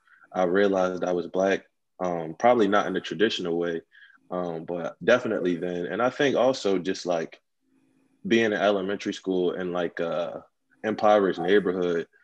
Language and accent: English; Philadelphia, Pennsylvania, United States; also born or lived in Oakland, California; I came to Philly around the age of elementary school. Mm-hmm. So this is where I just started life. And my neighborhood, I would say, is like any other impoverished neighborhood. I grew up in Southwest Philly